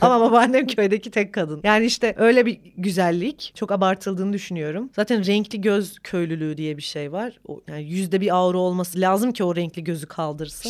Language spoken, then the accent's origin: Turkish; Bingöl Province, Turkey; bir Bingöl'lü olarak Rizeli biriyle evlendim